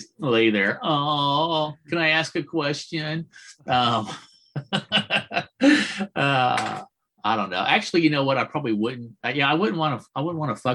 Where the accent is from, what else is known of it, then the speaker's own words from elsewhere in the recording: Midwest, United States; I'm from the Midwest.